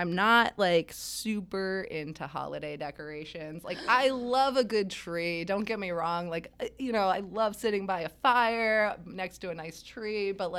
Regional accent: Rhode Island, United States; I grew up in Rhode Island

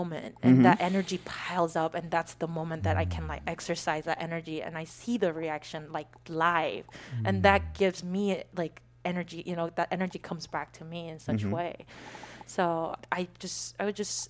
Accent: South Korea; moved away as an adult; now in United States; growing up in Korea

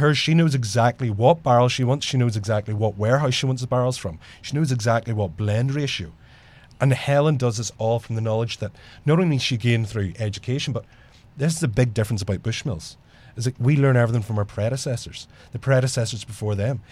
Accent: Ireland; now in Jersey City, United States; me as an Irishman

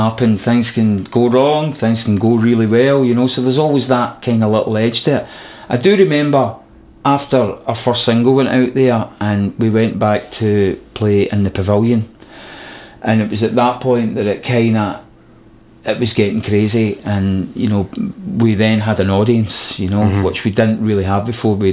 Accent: Glasgow, Scotland, United Kingdom; we're from Glasgow

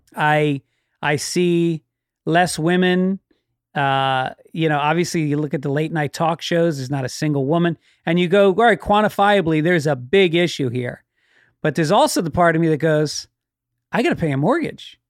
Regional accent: Tarrytown, New York, United States; I grew up in Tarrytown

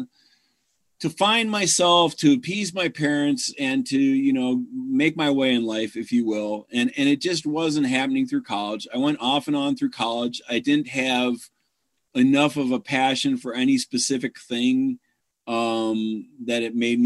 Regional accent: Chicago, Illinois, United States; moved away as an adult; also born or lived in Carbondale, Illinois

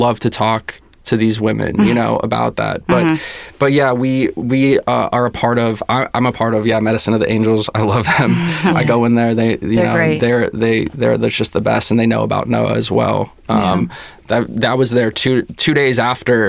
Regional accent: Arizona, United States; moved away as an adult; also born or lived in Santa Monica, United States; now in Agoura Hills, United States; growing up in Arizona

